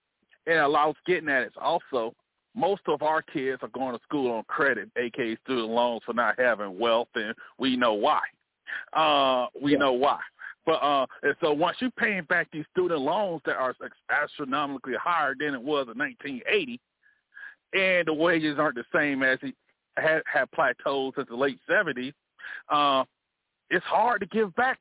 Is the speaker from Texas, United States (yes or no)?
no; Montgomery, Alabama, United States; born or raised there